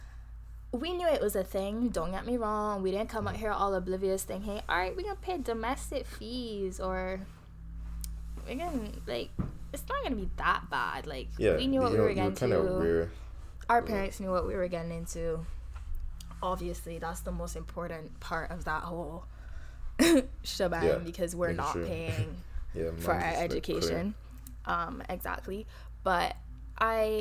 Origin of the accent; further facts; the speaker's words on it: Barbados; accent: Bajan; moved away as an adult; now in Canada; From Barbados